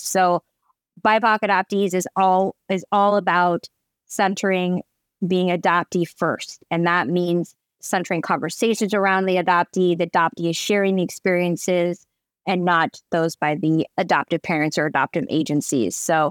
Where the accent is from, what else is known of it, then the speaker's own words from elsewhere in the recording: Eugene, Oregon, United States; And I grew up in Eugene, Oregon, which is very small and very white. Oregon's very white.